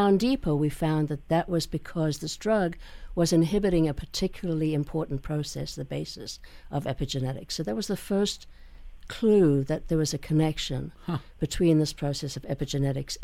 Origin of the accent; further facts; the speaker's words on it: South Africa; now in United States; I grew up in South Africa